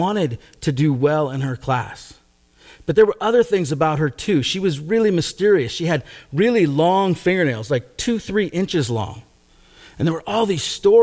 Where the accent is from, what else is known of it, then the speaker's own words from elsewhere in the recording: Gig Harbor, Washington, United States; My brother and I, we grew up in Gig Harbor, a town kind of south and west of us